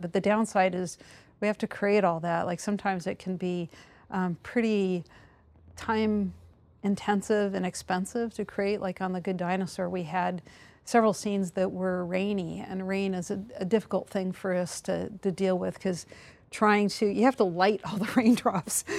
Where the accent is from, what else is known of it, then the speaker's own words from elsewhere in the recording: the Northwest Mountains, Pacific Northwest, United States; moved away; I grew up in the Northwest Mountains